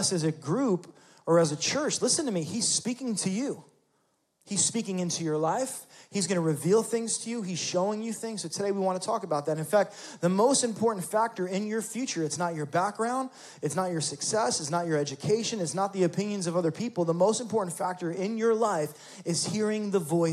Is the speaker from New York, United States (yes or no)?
yes; New York City, New York, United States; moved away as an adult; also born or lived in Florida; I was raised in New York City.